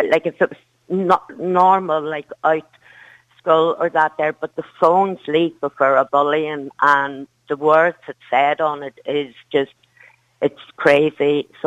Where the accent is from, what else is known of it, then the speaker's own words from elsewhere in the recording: Derry, Northern Ireland, United Kingdom; now in Kildare, Ireland; I'm a, I'm originally from Derry, but I moved